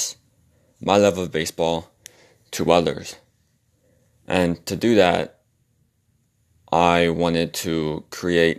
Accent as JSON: {"language": "English", "region": "Virginia", "country": "United States", "said": "I'm from Virginia"}